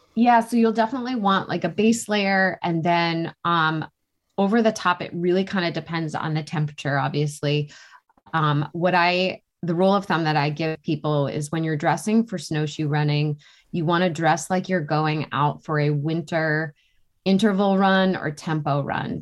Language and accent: English; New Hampshire, United States; I grew up in New Hampshire